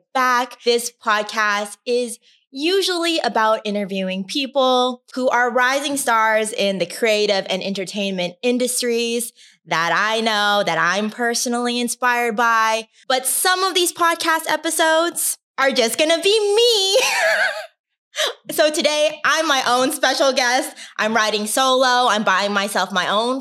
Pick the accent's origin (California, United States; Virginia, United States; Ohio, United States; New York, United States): California, United States; Anaheim; I grew up in Anaheim. And Anaheim is in Orange County